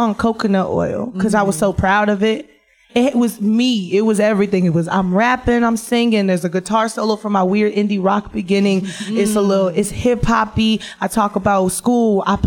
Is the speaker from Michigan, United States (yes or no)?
yes; Detroit, Michigan, United States; I'm fat, I'm black, I'm from Detroit